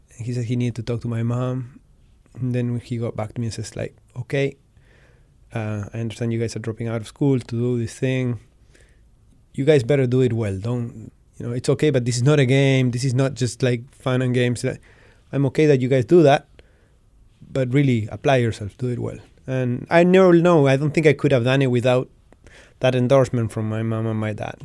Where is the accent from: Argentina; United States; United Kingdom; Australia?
Argentina; Patagonia; growing up in Patagonia, where my parents were and still are to this day sheep ranchers